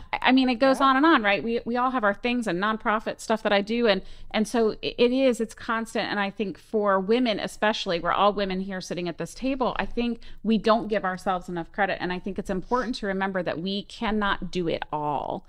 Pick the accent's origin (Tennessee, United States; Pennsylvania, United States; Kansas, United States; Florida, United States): Florida, United States; Orlando; now in Ocean Springs, United States; I'm from Florida, from Orlando area